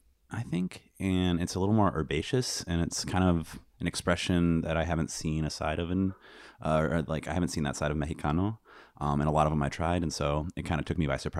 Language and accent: English; Michigan, United States; I'm from Northern Michigan. Well, West Michigan.